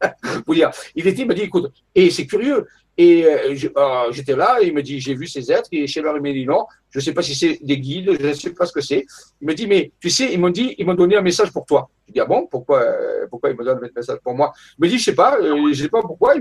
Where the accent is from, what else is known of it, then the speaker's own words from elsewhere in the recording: Marseille, Provence-Alpes-Côte d'Azur, France; moved away as an adult; also born or lived in Paris / Saint-Raphaël; j'ai quitté Marseille, que j'habitais pendant 26 euh, ans à Marseille